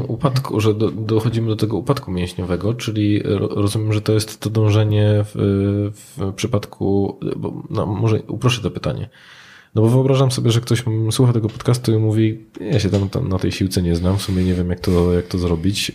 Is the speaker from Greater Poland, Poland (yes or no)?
no; Silesian Voivodeship, Poland; u nas na Śląsku